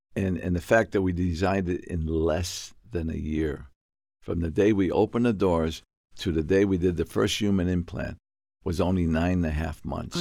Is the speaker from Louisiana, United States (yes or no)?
no; New York, United States; moved away; also born or lived in Plymouth; I was born in New York. Um, I grew up in the South Bronx